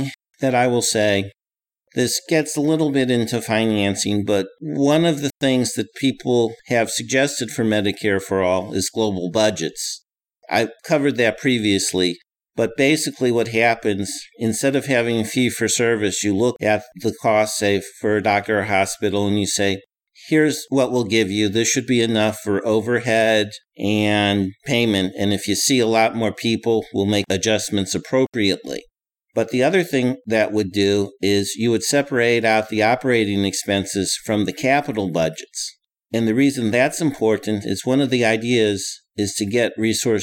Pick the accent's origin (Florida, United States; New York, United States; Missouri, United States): Missouri, United States; St. Louis; I'm originally from Missouri. I grew up in the St. Louis area.